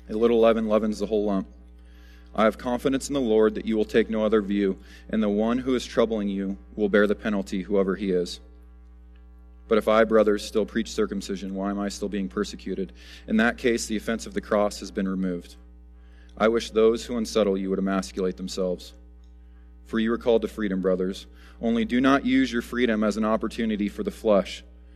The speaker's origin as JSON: {"language": "English", "country": "United States", "said": "As Americans"}